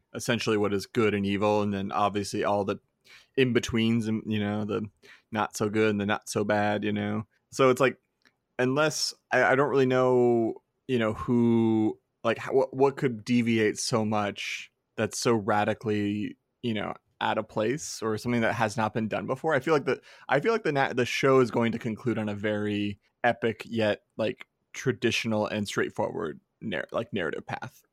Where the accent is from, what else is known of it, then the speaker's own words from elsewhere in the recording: Arizona, United States; I grew up in Arizona